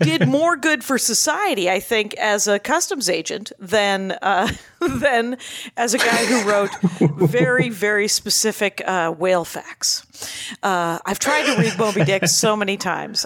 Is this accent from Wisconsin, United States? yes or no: yes; between Milwaukee and Racine, Wisconsin, United States; now in Van Nuys, United States; I grew up in between, uh, Milwaukee and Chicago